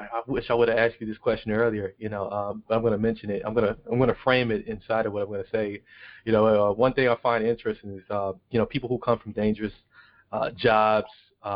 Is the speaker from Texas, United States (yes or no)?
no; Milwaukee, Wisconsin, United States; I'm from Milwaukee. I'm in Milwaukee, Wisconsin